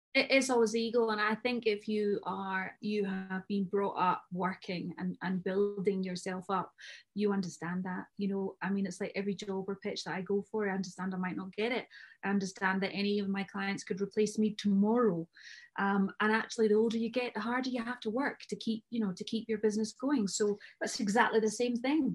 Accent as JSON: {"language": "English", "region": "Scotland", "country": "United Kingdom", "said": "I'm Scottish"}